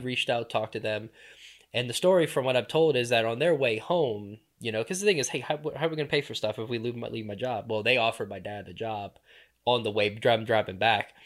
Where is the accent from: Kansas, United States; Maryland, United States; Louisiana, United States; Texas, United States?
Louisiana, United States; moved away as an adult; also born or lived in New Orleans / Jefferson Parish / Slidell; born and raised in Louisiana, deep, deep south Louisiana